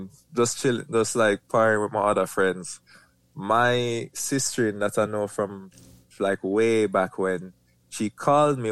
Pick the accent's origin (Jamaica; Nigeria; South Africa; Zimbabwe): Jamaica; Kingston; I was born in St. Joseph Hospital, Kingston, Jamaica.